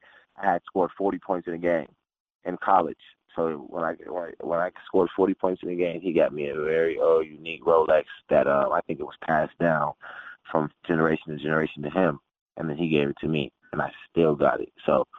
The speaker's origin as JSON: {"language": "English", "town": "Phoenix", "region": "Arizona", "country": "United States", "said": "Phoenix, Arizona."}